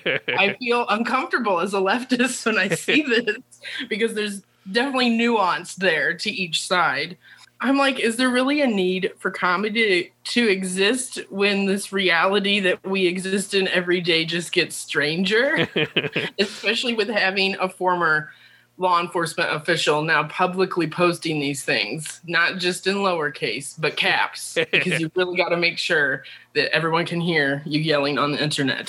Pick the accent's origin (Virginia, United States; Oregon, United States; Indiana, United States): Indiana, United States; I grew up and lived in Indiana.